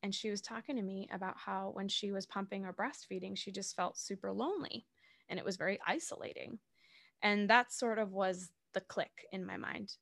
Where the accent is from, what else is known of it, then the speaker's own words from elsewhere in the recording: Massachusetts south of Boston, United States; now in New York City, United States; I live in New York City. I'm originally from Massachusetts south of Boston